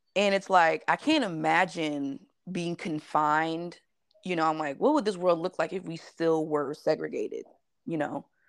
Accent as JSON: {"language": "English", "town": "Las Vegas", "region": "Nevada", "country": "United States", "tie": "born or raised there", "said": "I was born and raised mm-hmm. in Las Vegas"}